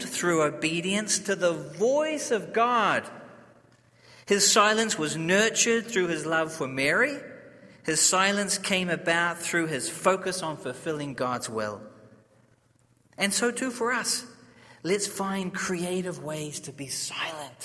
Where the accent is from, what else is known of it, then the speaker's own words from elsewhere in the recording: New Zealand; I'm from New Zealand, I'm not from Australia